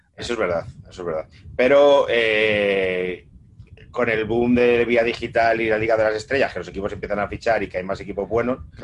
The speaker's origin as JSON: {"language": "Spanish", "region": "Castile and León", "country": "Spain", "said": "soy castellano leonés"}